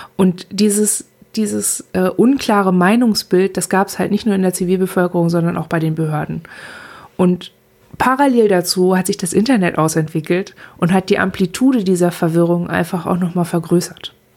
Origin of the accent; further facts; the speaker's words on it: Germany; ich schaue als Deutsche